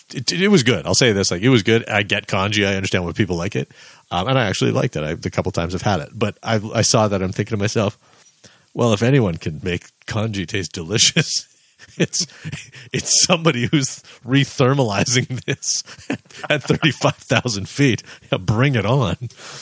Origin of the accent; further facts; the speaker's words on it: Canada; As a Canadian, a Calgary institution.